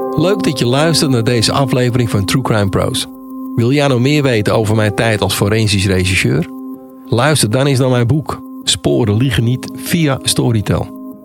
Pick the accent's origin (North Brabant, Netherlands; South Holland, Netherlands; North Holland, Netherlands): North Holland, Netherlands; Amsterdam; ik kom uit Amsterdam